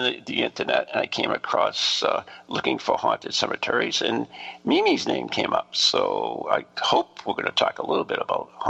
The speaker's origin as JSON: {"language": "English", "region": "New England", "country": "United States", "accent": "Polish New England", "said": "This is my Polish New England accent."}